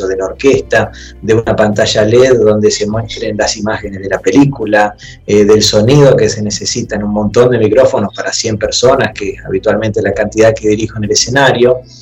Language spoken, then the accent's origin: Spanish; Santa Fe, Argentina; eso me llevó a los 11 años a entrar a la carrera de piano a un conservatorio de Santa Fe